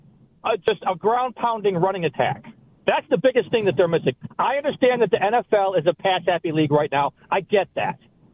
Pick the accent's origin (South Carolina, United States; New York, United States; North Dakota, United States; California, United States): New York, United States; Buffalo; I was born and raised in Buffalo. I lived through four Super Bowl losses.